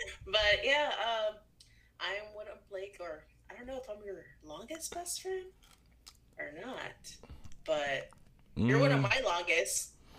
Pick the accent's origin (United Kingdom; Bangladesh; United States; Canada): United States; Springfield, Illinois; I grew up in Springfield, Illinois. I'm one of eight siblings.